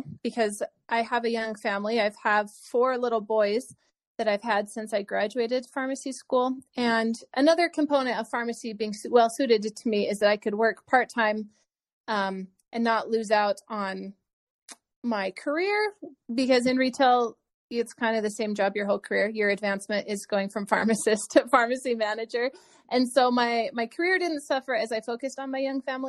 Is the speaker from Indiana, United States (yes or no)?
no; Wyoming, United States; I was growing up in Wyoming and they have a great school of pharmacy program